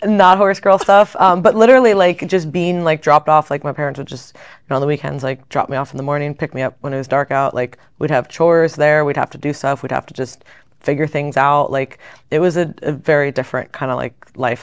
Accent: Fort Lauderdale, Florida, United States; I grew up outside of Fort Lauderdale area, so down in South Florida

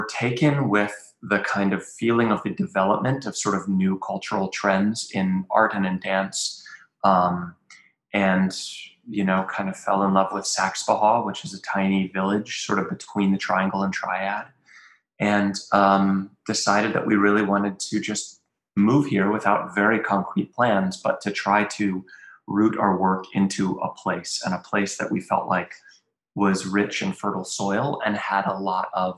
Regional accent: Western Orange County, North Carolina, United States; moved away as an adult; also born or lived in Durham, North Carolina / upstate New York / Europe / Berlin, Germany; I was born in Durham. And I grew up like in Western Orange County, and was here, until I was 18

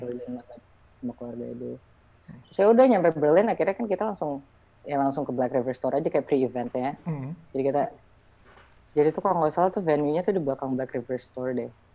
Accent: Indonesia; kita tuh kayak pendatang baru dari Indonesia

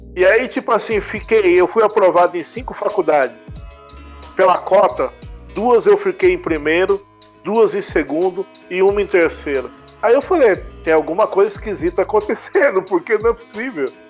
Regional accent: Taboão da Serra, São Paulo, Brazil; now in Jundiaí, Brazil; eu sou paulistano. Eu nasci na Freicanec, em São Paulo, maternidade de São Paulo, né? Os, o meu pai é cearense, a minha mãe é de Ribeirão Preto, sertãozinho. E eu fui criado no Taboão da Serra

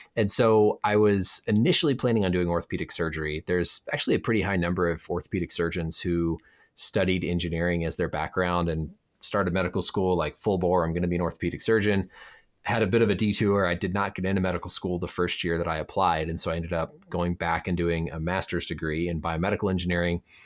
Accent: Indiana, United States; moved away as an adult; now in Minnesota, United States; I grew up in Indiana

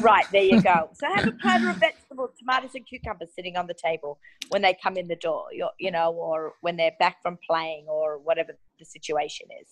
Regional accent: Australia; moved away; I grew up in Australia

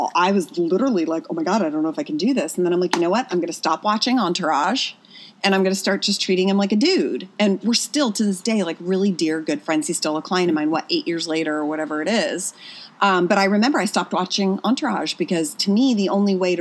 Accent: Pennsylvania, United States; moved away as an adult; also born or lived in New York; now in Los Angeles, United States; I was born and raised in Pennsylvania, went to college in Pennsylvania, right? And so then at 21, I went to New York.

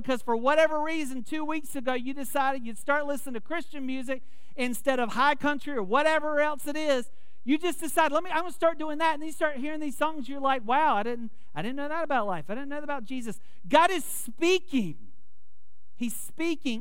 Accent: Wilmington, United States; also born or lived in Tampa, Florida; I grew up in Wilmington.

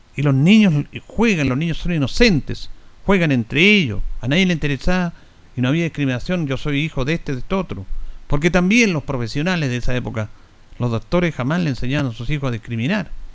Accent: Chile; lo que somos los chilenos

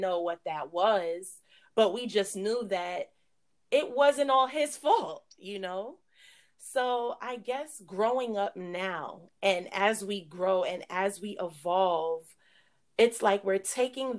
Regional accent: New York City, New York, United States; we grew up in New York, Brooklyn to be exact

